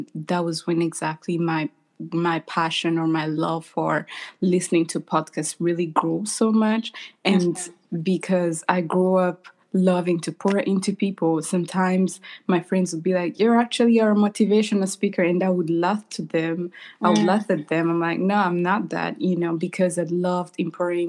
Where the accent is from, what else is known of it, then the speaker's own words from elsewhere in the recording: Rwanda; now in United States; I am born and raised in Rwanda. I currently live in the United States.